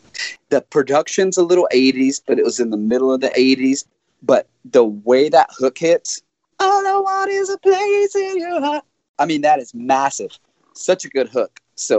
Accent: the South, United States; because I'm from the South

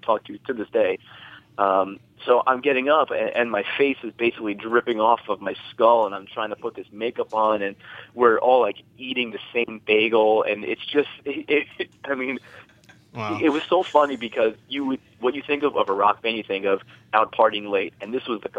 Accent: New Jersey, United States; I'm a New Jersey native. I was born and raised in New Jersey.

